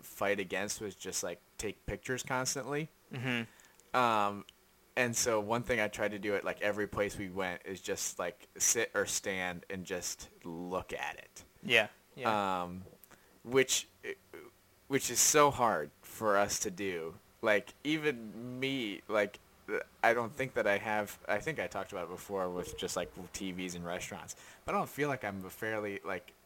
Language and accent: English; United States; As an American